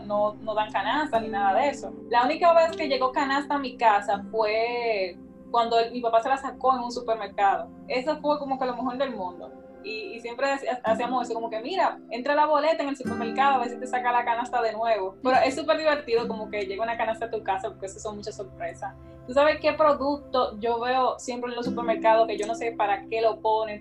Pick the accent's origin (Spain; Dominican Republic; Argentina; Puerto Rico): Dominican Republic